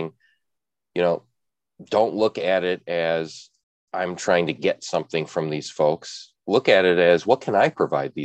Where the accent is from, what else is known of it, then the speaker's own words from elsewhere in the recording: Chicago, Illinois, United States; being a Midwesterner in Chicago